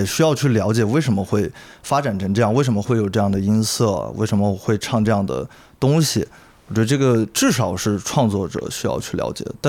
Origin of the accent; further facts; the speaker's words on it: Chengdu, Sichuan, China; 对我不是那种特别骄傲说自己。这是成都人，然后土生土长成都人，然后成都说唱巴拉巴拉很牛逼